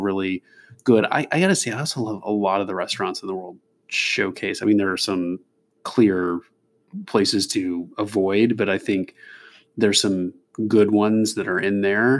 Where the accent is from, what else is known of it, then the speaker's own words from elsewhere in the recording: Kentucky, United States; moved away; also born or lived in California / Oregon; I'm from Kentucky originally, and I spent some time in California and Oregon, and we met up in law school back east.